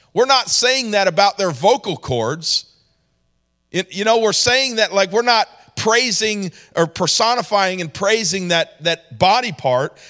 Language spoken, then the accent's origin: English; New York, United States; moved away; also born or lived in Georgia; I grew up in New York